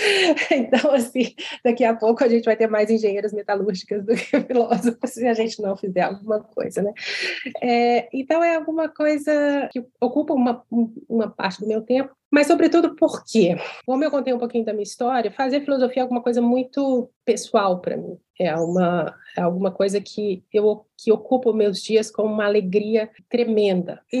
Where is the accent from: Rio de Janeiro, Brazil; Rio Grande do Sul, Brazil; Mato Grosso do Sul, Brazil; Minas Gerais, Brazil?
Minas Gerais, Brazil; Belo Horizonte; num colégio tradicional de Belo Horizonte, que é onde eu nasci e criei, me criei.